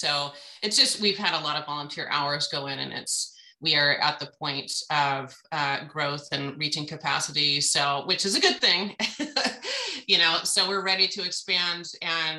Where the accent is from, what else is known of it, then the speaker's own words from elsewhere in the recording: Western Washington, United States; moved away as an adult; now in Prairie City, United States; I'm actually from Western Washington.